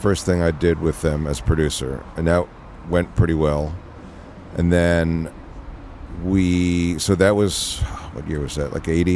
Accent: Philadelphia, Pennsylvania, United States; moved away as an adult; also born or lived in Los Angeles; when I was growing up in Philly

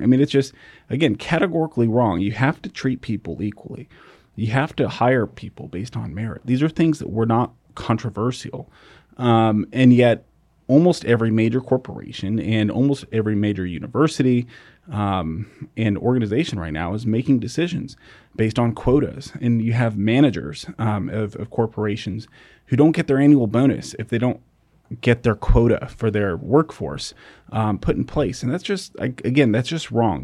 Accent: United States; growing up in America

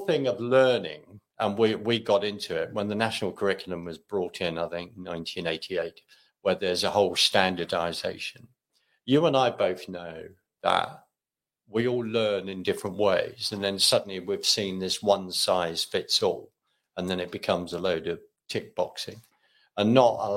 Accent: London, United Kingdom; now in Scotland; I'm from London. Mm-hmm. Originally

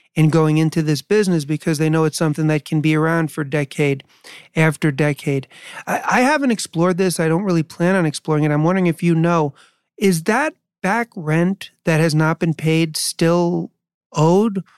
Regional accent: New York City, New York, United States; I was born in New York and I lived there in 70s and 80s

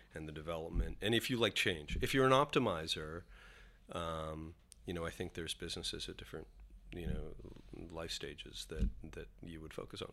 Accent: Canada; moved away as an adult; now in New York, United States; identify as a Canadian

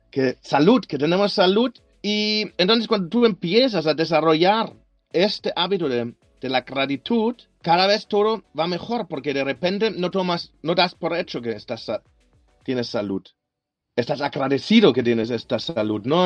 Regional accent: Germany; Spanish is a second language; moved away as an adult; now in Barcelona, Spain; De Alemania, de Alemania.

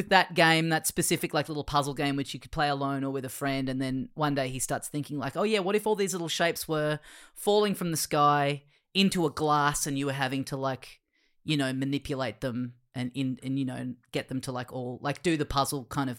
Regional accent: Australia; we're Australian.

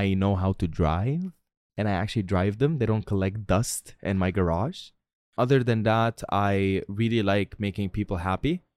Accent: Tripoli, North Governorate, Lebanon; now in Dubai, United Arab Emirates; my hometown, Tripoli

